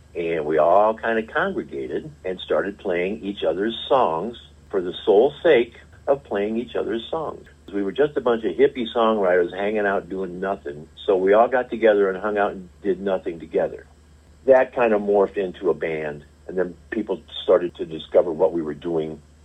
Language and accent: English; St. Louis, Missouri, United States; also born or lived in Springfield, Missouri; I was the kid who grew up in St. Louis